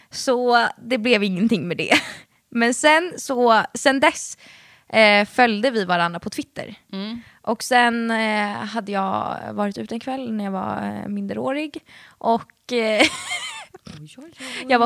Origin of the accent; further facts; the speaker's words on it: Stockholm, Stockholm County, Sweden; accent: Stockholmska; jag prata stockholmska